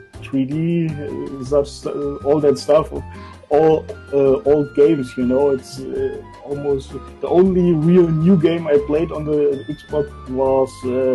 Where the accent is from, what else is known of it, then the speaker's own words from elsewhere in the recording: East Germany, Germany; I was born in East Germany, and East Germany didn't have video games for a long time